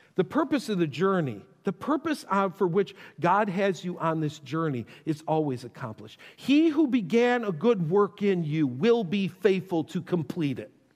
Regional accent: Buffalo, New York, United States; I grew up in Buffalo

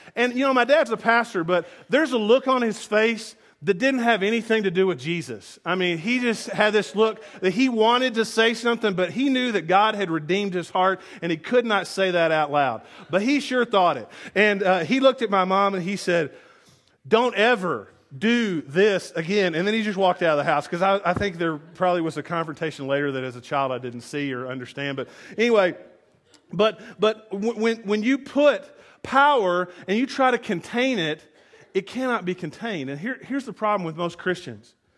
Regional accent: the South, United States; I grew up in the South

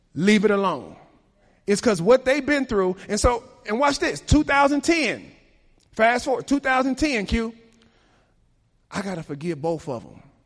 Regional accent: Chicago, Illinois, United States; I was raised in Chicago at the time when black on black crime was most prominent.

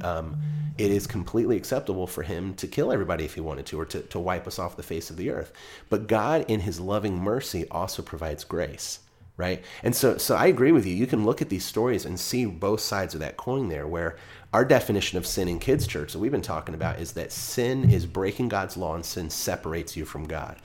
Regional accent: United States; I'm speaking as an American

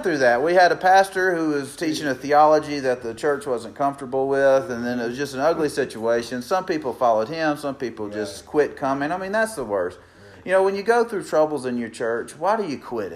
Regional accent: Meridian, Mississippi, United States; moved away as an adult; we actually relocated to Meridian, Mississippi, my hometown

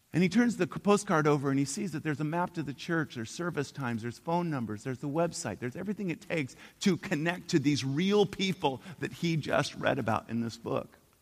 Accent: Portland, Oregon, United States; I'm from Portland, Oregon, and uh, we're a bunch of pagans up there

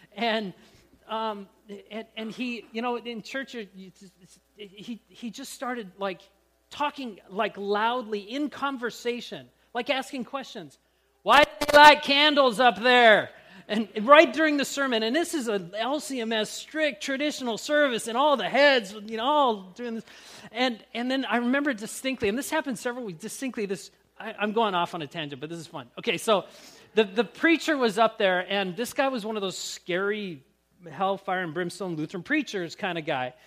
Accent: Grand Forks, North Dakota, United States; when I was growing up in Grand Forks

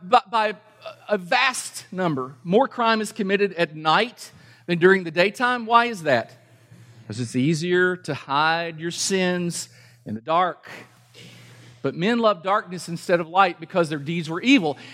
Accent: Kentucky, United States; I'm from Kentucky

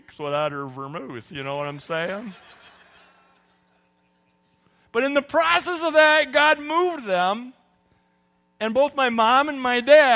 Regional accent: California, United States; I grew up in California

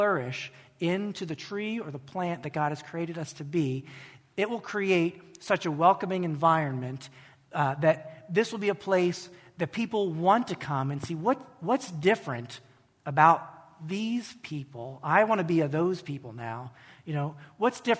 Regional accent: United States; an American Christian

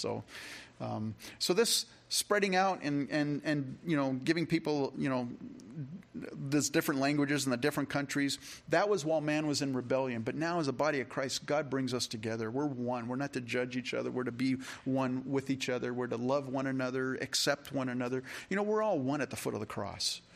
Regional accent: California, United States; now in Rochester, United States; I grew up in California

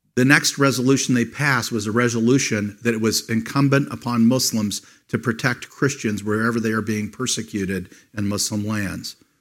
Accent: United States; As an American

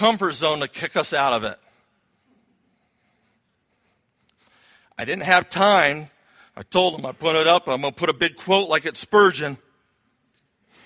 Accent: Florida, United States; now in New England, United States; I was born in Florida, and I kind of got a little bit of the South in me

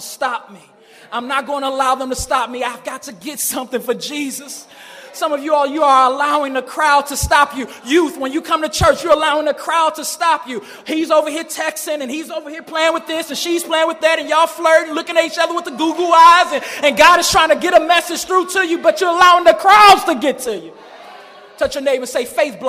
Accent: Chicago, Illinois, United States; I grew up in Chicago, grew up in the Shy

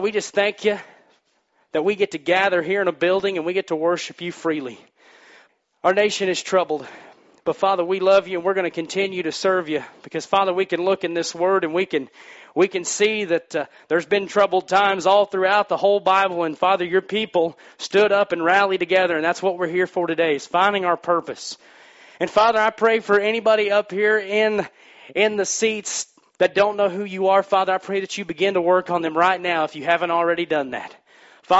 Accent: Missouri, United States; moved away; I'm from Missouri

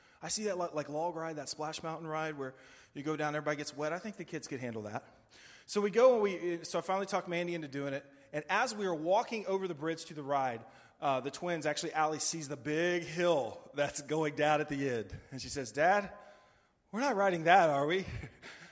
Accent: United States; as an American

